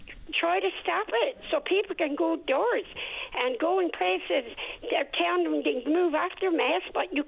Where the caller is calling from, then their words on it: Gander, Newfoundland and Labrador, Canada; I'm calling from Gander, and I've called you many times.